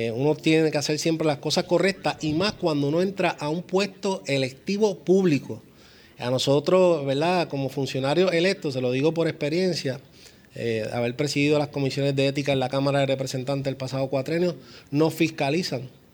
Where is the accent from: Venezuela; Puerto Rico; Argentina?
Puerto Rico; como puertorriqueños